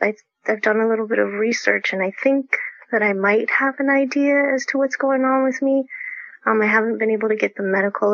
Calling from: Folsom, California, United States; I'm calling in from Folsom, California.

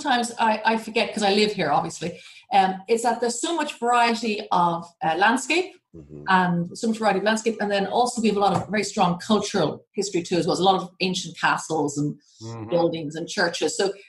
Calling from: Coolboy, Leinster, Ireland; I am joining you from, I'm actually outside Dublin. I'm further south. I live in a very, very pretty village, very small village called Cool Boy.

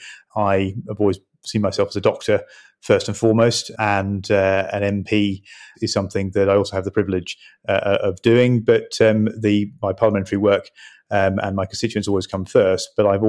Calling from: East of England, United Kingdom; I'm joining you from my constituency home in Suffolk.

